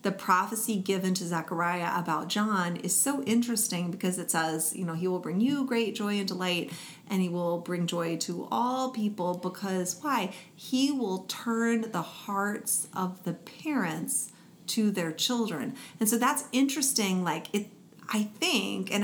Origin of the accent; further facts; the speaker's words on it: United States; I'm an American